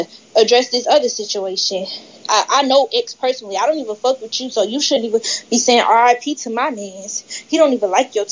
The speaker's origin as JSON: {"language": "English", "town": "Atlanta", "region": "Georgia", "country": "United States", "said": "I'm from Atlanta"}